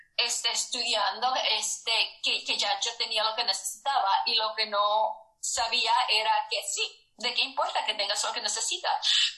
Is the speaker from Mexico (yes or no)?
no; United States; nací aquí en los Estados Unidos